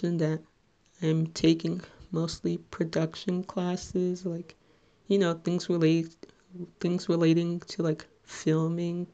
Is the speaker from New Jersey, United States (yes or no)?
yes; Little Ferry, New Jersey, United States